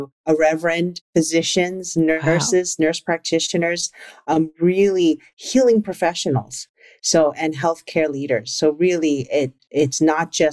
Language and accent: English; New York City, New York, United States; I grew up in the Bronx and I grew up in a very traditional Chinese household.